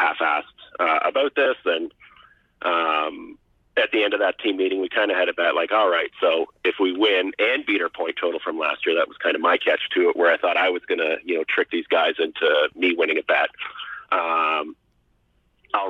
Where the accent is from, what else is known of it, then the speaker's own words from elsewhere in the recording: Waterloo, Ontario, Canada; moved away as an adult; now in North Vancouver, Canada; I grew up in Ontario and went to Bluevale and Waterloo